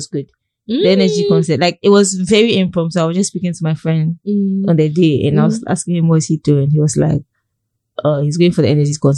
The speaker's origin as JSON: {"language": "English", "town": "Tema", "region": "Greater Accra", "country": "Ghana", "tie": "born or raised there", "said": "I grew up in Tema"}